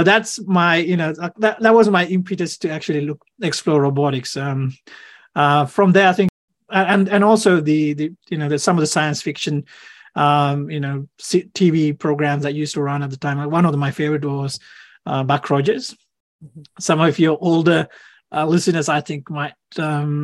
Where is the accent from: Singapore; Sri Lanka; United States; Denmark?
Sri Lanka; now in Australia; I grew up in Sri Lanka